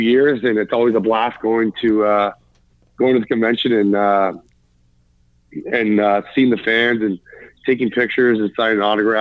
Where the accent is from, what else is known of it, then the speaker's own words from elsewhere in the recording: Toronto, Ontario, Canada; also born or lived in Mimico; now in London, Canada; Toronto, as my hometown and where I grew up and where I was a Leaf fan when I was a kid